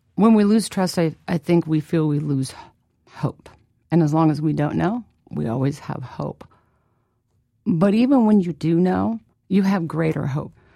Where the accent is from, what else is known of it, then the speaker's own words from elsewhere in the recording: Midwest, United States; I was born and raised in the Midwest